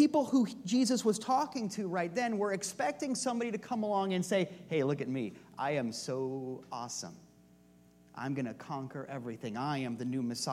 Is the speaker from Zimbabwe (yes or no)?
no; Iowa, United States; also born or lived in Union Village; I was born in Union Village, but when I was a kid, when I was about 2, I guess, we moved to Iowa.